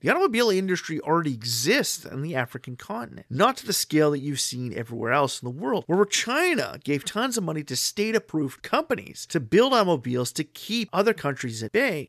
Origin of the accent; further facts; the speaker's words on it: Canada; My home country of Canada